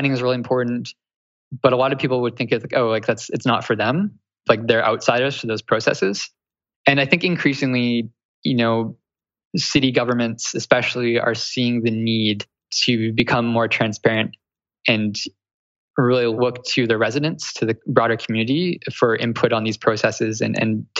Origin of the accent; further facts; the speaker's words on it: Canada; accent: Canadian; also born or lived in Toronto; that's like my Canadian coming through